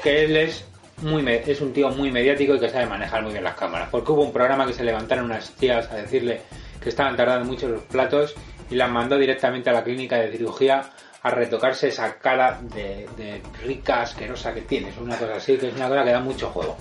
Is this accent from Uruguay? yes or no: no; Spain; los españoles tenemos